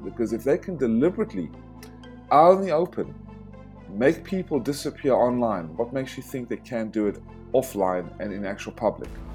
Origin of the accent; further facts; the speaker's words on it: South Africa; moved away; also born or lived in United States; I was born in South Africa because my family had to flee Nazi tyranny in the 40s